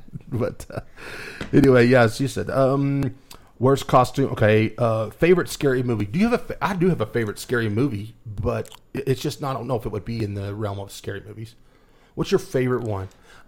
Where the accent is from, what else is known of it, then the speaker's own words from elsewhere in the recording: Wolfforth, Texas, United States; now in Lubbock, United States; growing up in Wolfert, we were involved in a haunted house every day.